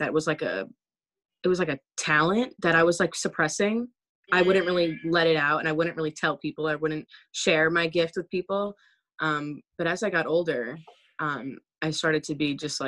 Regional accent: Long Island, New York, United States; I'm from Long Island

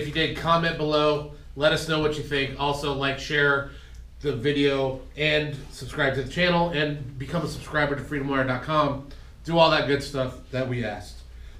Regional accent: Western New York, United States; From where I'm from in Western New York

